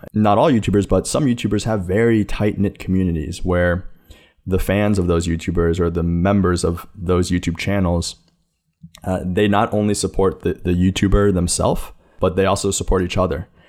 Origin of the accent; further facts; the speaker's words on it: New York City, New York, United States; also born or lived in China; I grew up here in New York City, though I was adopted from China